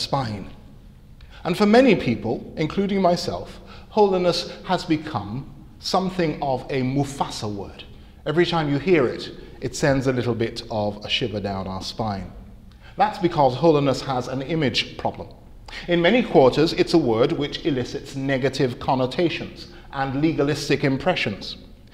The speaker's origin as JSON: {"language": "English", "country": "Antigua & Barbuda", "tie": "born or raised there", "said": "I grew up in Antigua, in the Caribbean"}